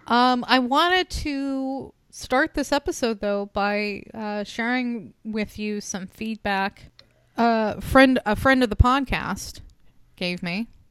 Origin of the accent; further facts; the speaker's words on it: Reno, Nevada, United States; I was born in Reno.